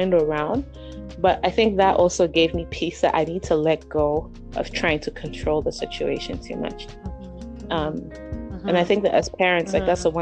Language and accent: English; Nigeria; moved away; my sister, my siblings and I, we grew up in Nigeria.